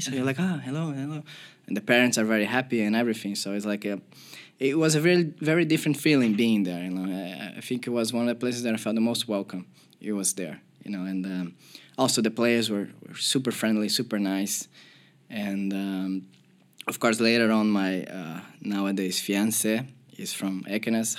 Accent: Porto Alegre, Rio Grande do Sul, Brazil; moved away; I'm from Porto Alegre and we have two big clubs in my city

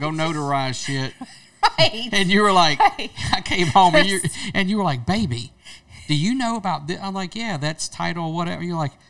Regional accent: Louisiana, United States; I'm from Louisiana.

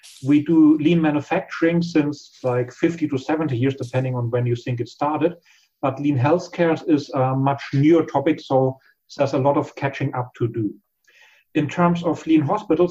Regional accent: Germany; We Germans

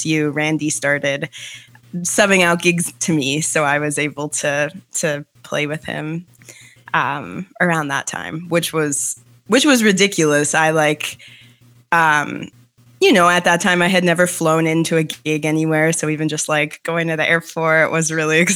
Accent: Winnipeg, Manitoba, Canada; moved away as an adult; also born or lived in Michigan / New York / Toronto; I'm from Winnipeg, Manitoba, Canada, which is central Canada, originally

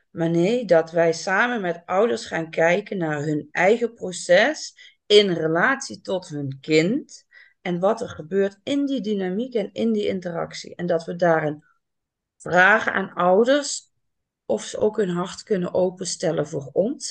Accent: Limburg, Netherlands; now in Amsterdam, Netherlands; Ik ben opgegroeid in Limburg

